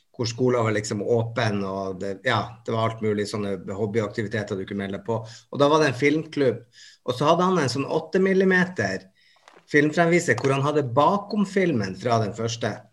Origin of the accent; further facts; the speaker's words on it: Bodø, Nordland, Norway; jeg kommer fra Bodø